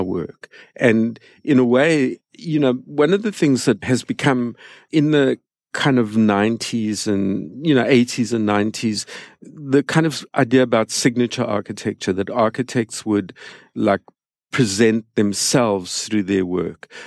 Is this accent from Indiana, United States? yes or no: no; San Francisco, California, United States; my hometown, which is San Francisco